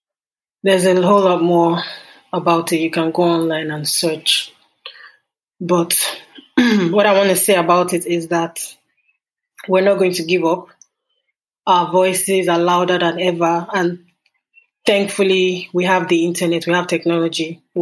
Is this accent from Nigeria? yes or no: yes; Nigeria; also born or lived in Lagos; I'm Nigerian and I live in Lagos.